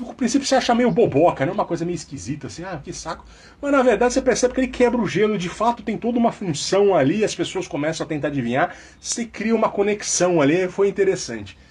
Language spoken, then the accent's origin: Portuguese; Jundiaí, São Paulo, Brazil; na minha infância muito comum lá em Jundiaí